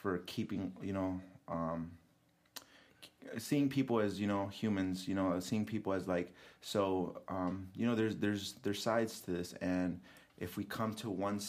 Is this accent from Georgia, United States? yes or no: no; Aurora, Illinois, United States; also born or lived in North Carolina; I was born and raised in Aurora